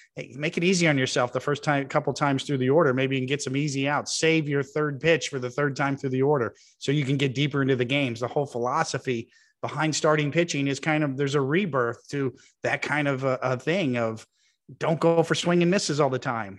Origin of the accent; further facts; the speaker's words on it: Kansas City, Missouri, United States; It was my hometown in Kansas City at Royal Stadium, the place I grew up going to.